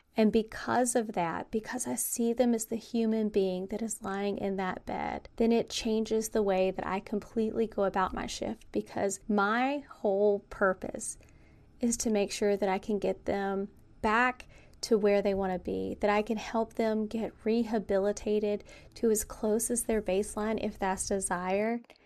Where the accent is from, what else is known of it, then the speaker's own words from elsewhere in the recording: the South, United States; I was raised in the South